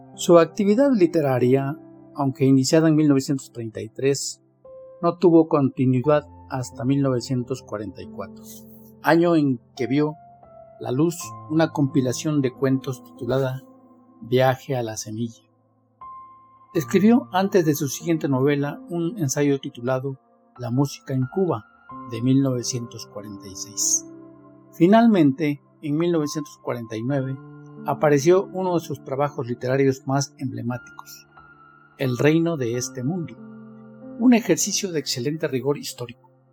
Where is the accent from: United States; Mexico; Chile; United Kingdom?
Mexico; Soy mexicano, tengo 69 años y vivo en Talnepantla